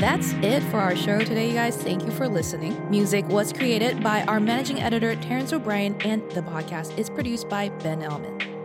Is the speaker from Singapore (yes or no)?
yes; Singapore; moved away; I grew up in Singapore